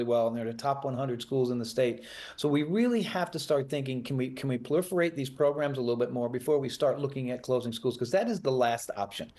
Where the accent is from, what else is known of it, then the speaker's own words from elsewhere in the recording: Fort Lauderdale, Florida, United States; also born or lived in Delray Beach; I'm moving back to Broward and Fort Lauderdale, my hometown, next week.